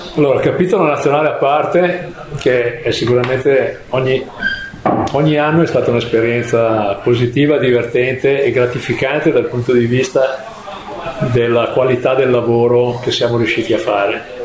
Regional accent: Milan, Lombardy, Italy; io quando ero ragazzino qui a Milano

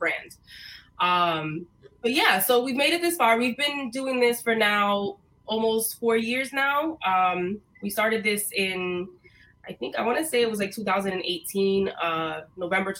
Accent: New York City, New York, United States; also born or lived in Rhode Island; I was born in Brooklyn. I was raised for a few years in Rhode Island, which is a fact that a lot of people don't know about me. And then when we moved back here to New York, I finished getting raised in East New York. So most of my life has been in Brooklyn

